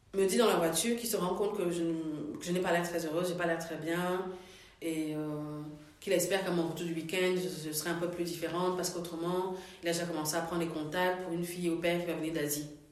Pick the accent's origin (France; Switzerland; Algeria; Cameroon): Cameroon; moved away as an adult; now in Belgium; je suis originaire du Cameroun